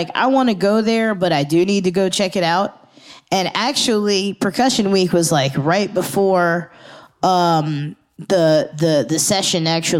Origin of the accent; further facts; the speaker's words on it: Germantown, Maryland, United States; also born or lived in Fredericksburg, Virginia; I was born in Fredericksburg, but I grew up in Maryland.